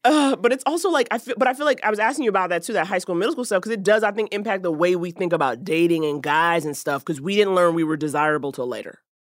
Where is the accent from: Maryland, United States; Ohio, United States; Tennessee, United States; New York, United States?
New York, United States; moved away; I'm from New York